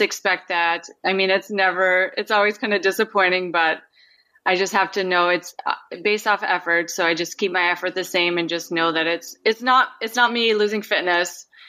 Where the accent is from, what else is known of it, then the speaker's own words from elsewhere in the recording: Minnesota, United States; now in Anchorage, United States; I grew up in Minnesota